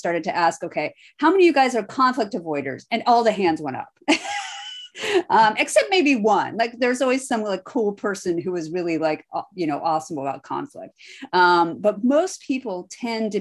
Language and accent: English; Iowa, United States; I'm born and bred in Iowa